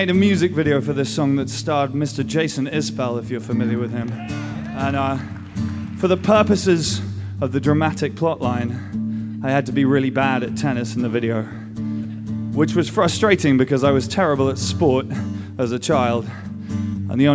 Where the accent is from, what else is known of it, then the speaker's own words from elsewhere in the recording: England, United Kingdom; I come from England.